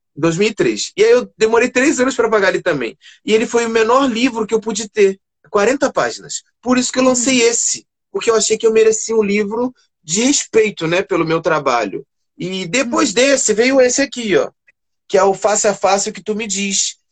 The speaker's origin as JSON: {"language": "Portuguese", "region": "Rio de Janeiro", "country": "Brazil", "said": "Eu sou da comunidade de Fumacê, eu moro em Realengo"}